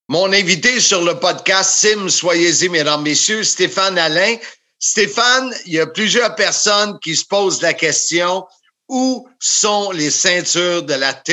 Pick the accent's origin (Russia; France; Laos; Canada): Canada; Magog, Quebec; Oui, je viens de Magog.